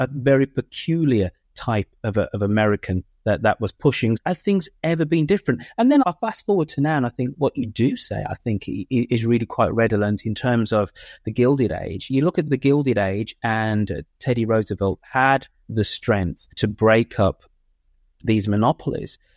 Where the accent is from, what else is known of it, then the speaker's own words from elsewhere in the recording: United Kingdom; also born or lived in United States; being a Brit that spends half his time living in the United States